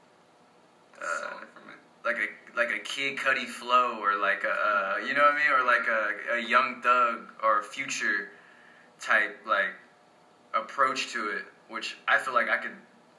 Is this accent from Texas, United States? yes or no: yes; Texas, United States; also born or lived in Italy; I moved to Texas in 2000 from Italy. And, like, this is really where I grew up